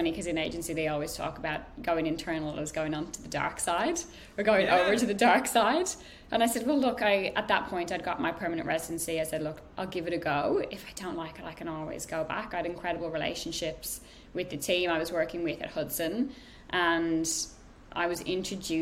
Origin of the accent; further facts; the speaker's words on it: Ireland; moved away as an adult; I'm Irish, so I was on a visa.